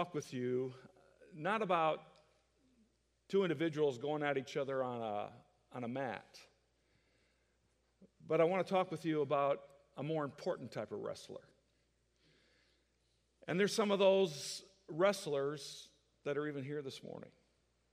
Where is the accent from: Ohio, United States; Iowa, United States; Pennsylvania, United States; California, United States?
Iowa, United States; moved away as an adult; also born or lived in Kansas; now in Texas, United States; I grew up in Iowa, a big Hawkeye fan